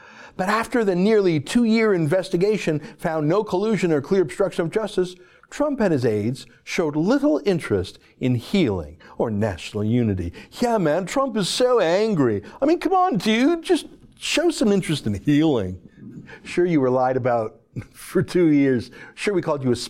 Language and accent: English; Canada; Our Canadian media